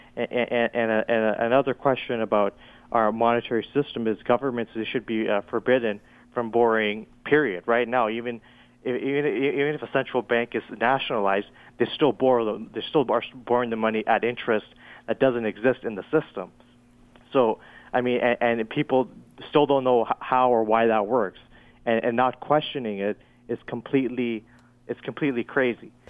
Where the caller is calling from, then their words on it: Toronto, Ontario, Canada; I'm calling from Toronto